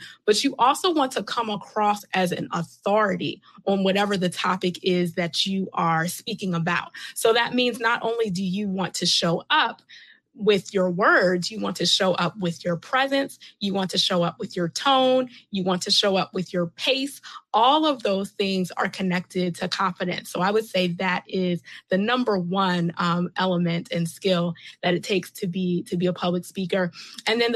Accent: Catonsville, Maryland, United States; now in Columbia, United States; I was born and raised in Baltimore County in Catonsville.

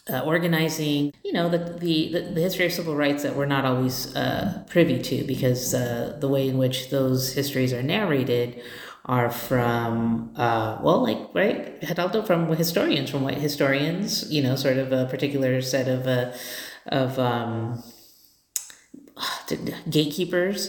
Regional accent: Los Angeles, California, United States; moved away as an adult; now in Tucson, United States; I grew up in Southern California in Southeast Los Angeles

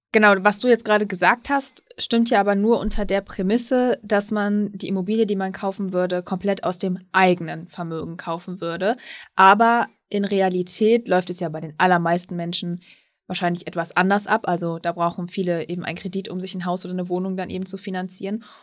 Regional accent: Münsterland, North Rhine-Westphalia, Germany; im Münsterland, da bin ich gerade ganz überrascht. Also meiner Heimat

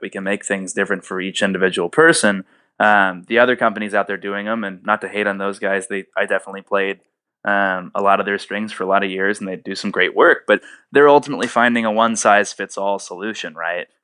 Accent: Indianapolis, Indiana, United States; moved away as an adult; now in Nashville, United States; I'm from Indianapolis originally, and I came down here to Nashville, Tennessee

